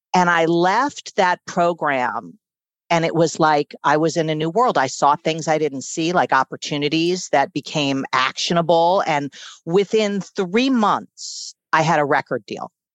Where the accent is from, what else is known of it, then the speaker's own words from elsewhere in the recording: New York City, New York, United States; I was born and raised in Manhattan